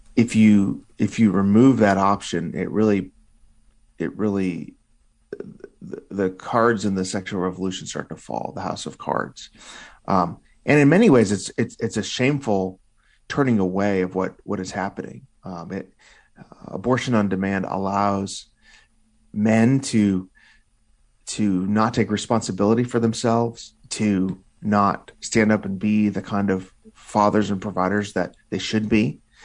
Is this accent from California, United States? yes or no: no; Illinois, United States; my home state of Illinois